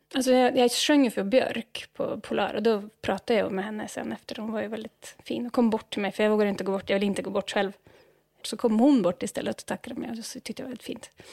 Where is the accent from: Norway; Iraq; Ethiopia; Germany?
Norway; Swedish is a second language; moved away as an adult; also born or lived in Uppsala, Sweden; now in Stockholm, Sweden; jag upp i en stad som har en väldigt känd jazzfestival